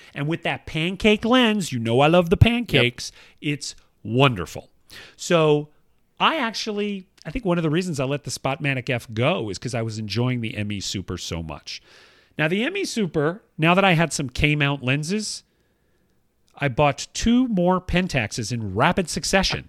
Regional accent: Atlanta, Georgia, United States; moved away; where I grew up in uh, Northwest Atlanta

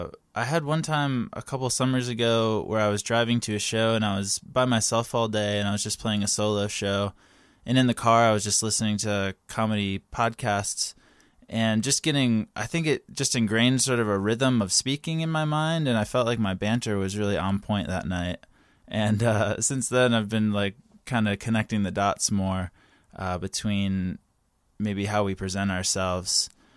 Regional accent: North Carolina, United States; moved away as an adult; now in Los Angeles, United States; yeah, I moved to Los Angeles from North Carolina about 6 years ago, and I just graduated college

